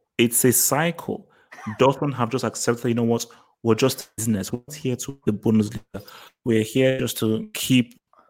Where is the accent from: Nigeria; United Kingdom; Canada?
Nigeria; Whereas like also because I'm Nigerian, I'm black, he won't believe it.